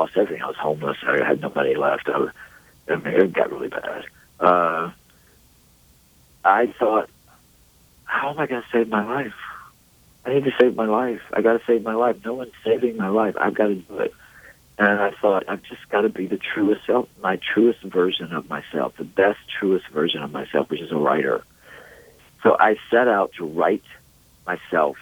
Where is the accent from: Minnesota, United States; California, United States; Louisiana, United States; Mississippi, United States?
Mississippi, United States; the way I was raised in Mississippi in this very conservative culture of Christianity and Protestantism